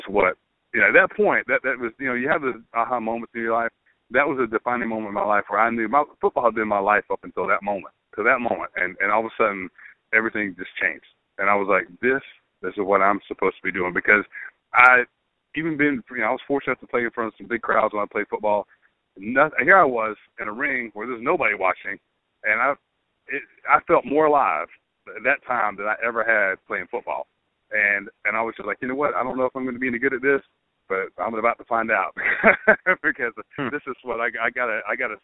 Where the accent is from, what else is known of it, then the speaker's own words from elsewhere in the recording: Brunswick, Georgia, United States; also born or lived in Valdosta, Georgia; I grew up on the Georgia-Florida line in Brunswick, Georgia